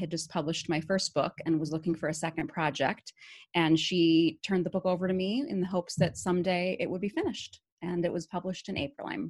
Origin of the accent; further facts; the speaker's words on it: Appleton, Wisconsin, United States; moved away as an adult; I am originally from Appleton. I grew up right on College Avenue near Lawrence, about three blocks away, and I graduated from Appleton East High School.